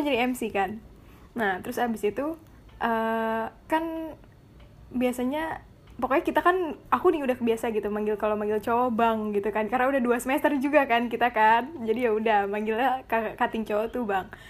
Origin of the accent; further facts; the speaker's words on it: Jakarta, Indonesia; moved away as an adult; now in Jambi, Indonesia; aku aku kan ini dari Jakarta